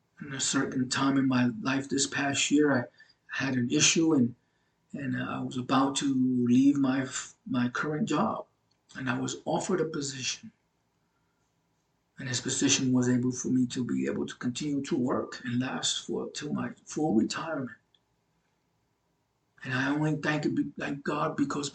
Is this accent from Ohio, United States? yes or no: no; New York City, New York, United States; I'm from Brooklyn, New York, and so I have an accent